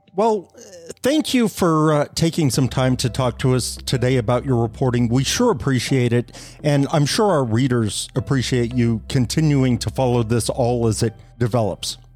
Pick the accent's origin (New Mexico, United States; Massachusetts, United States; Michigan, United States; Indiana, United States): New Mexico, United States; Fort Sumner; moved away; I grew up uh, in Fort Sumner